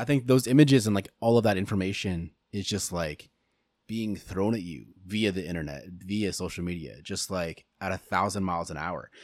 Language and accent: English; United States; it is our civic duty as American citizens